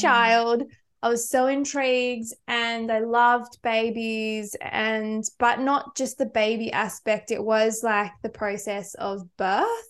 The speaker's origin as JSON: {"language": "English", "region": "Victoria", "country": "Australia", "moved": "yes", "said": "I'm from Victoria"}